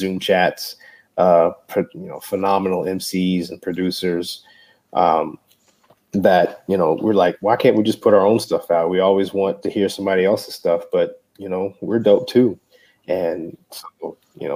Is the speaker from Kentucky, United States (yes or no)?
yes; Frankfort, Kentucky, United States; moved away as an adult; also born or lived in Lexington, Kentucky; now in San Antonio, United States; I'm from Lexington. I grew up in Frankfurt